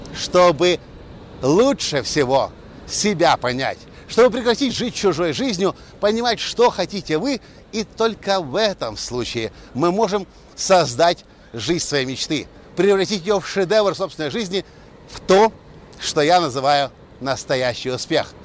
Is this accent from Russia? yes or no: no; Ukraine; moved away; also born or lived in Erlangen, Germany; парень из Украины